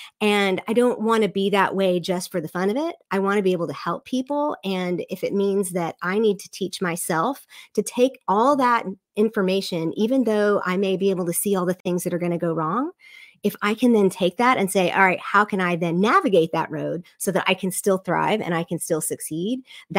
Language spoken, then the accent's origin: English; the South, United States; Again, I am from the South, the evangelical South, where we love to have all the answers for everything.